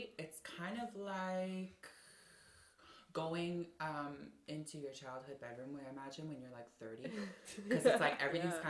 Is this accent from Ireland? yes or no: yes; Ireland; I'm like, people still don't believe I'm from Ireland.